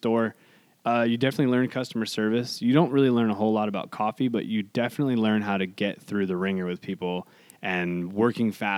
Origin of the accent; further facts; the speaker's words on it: Hollister, California, United States; I grew up here. This is my hometown